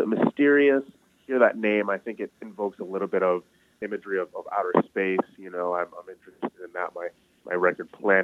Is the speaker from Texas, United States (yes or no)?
no; Ann Arbor, Michigan, United States; growing up in Ann Arbor